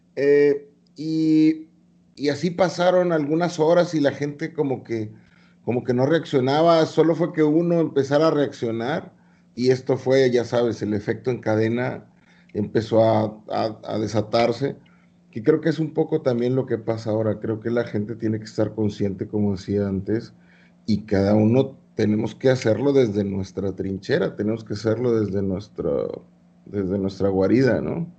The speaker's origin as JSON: {"language": "Spanish", "country": "Mexico"}